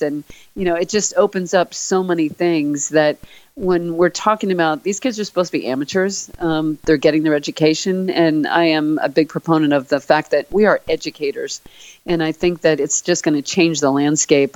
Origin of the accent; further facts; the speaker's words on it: Philadelphia, Pennsylvania, United States; moved away; growing up in Philly